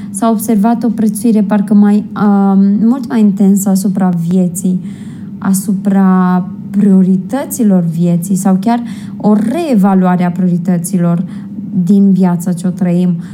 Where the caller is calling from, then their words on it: Rome, Lazio, Italy; din Roma, Italia.